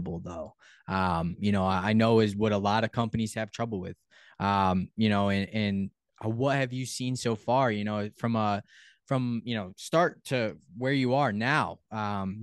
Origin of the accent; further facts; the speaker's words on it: Connecticut, United States; I'm from Connecticut